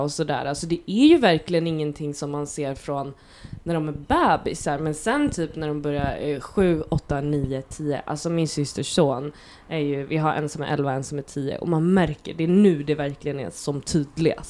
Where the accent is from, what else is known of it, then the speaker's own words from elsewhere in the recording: Nacka, Stockholm County, Sweden; also born or lived in Gröndal, Stockholm; jag är uppväxt i Fisksätra